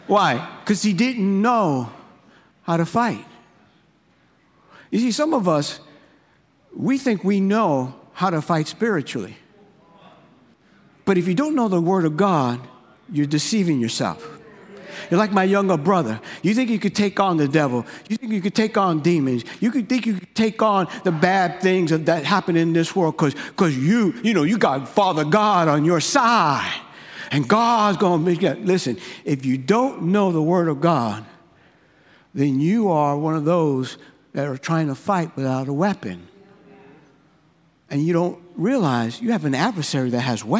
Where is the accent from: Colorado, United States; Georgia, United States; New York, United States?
New York, United States; growing up in New York, I grew up in the hood.